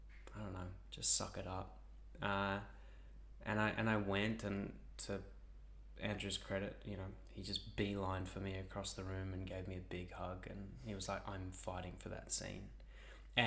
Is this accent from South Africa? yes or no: yes; South Africa; now in Australia; I'm South African